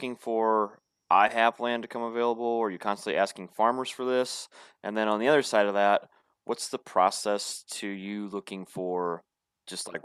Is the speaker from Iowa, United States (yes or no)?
yes; Guttenberg, Iowa, United States; I'm actually from Guttenberg, Iowa originally, so northeast Iowa.